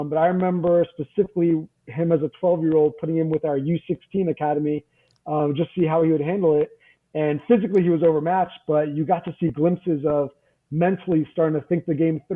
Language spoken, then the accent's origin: English; New Jersey, United States; I grew up in North Jersey and I was very much in my North Jersey bubble